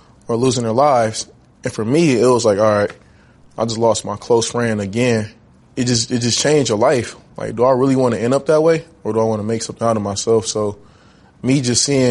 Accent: Richmond, California, United States; also born or lived in Oakland, California; growing up in Oakland and Richmond

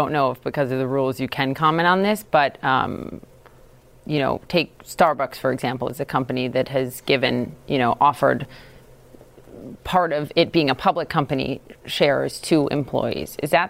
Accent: Minnesota, United States; How about now, in my home state of Minnesota?

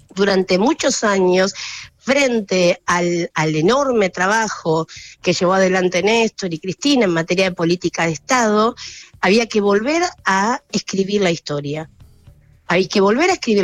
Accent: Campo de Mayo, Buenos Aires Province, Argentina; crecí en Campo de Mayo

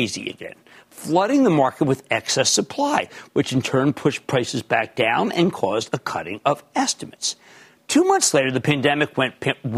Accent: Philadelphia, Pennsylvania, United States; now in New Jersey, United States; we're from Philly.

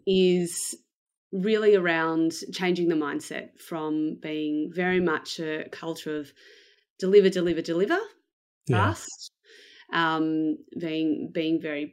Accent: Melbourne, Victoria, Australia; So I am from Melbourne in Australia. I was born here and I've lived here basically most of my life.

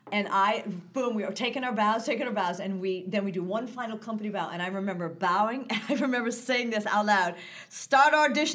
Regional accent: United States; I'm an American.

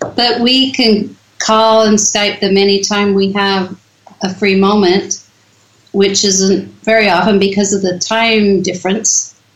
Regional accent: Mississippi, United States; moved away as an adult; also born or lived in Utah / Idaho; now in Netherlands; I grew up in Mississippi, which is a state in the United States

